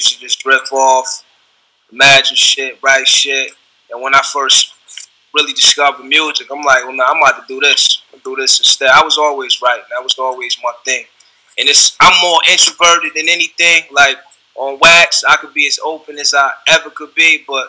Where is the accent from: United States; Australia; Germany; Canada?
United States; Rochester, New York; I'm from the East Side.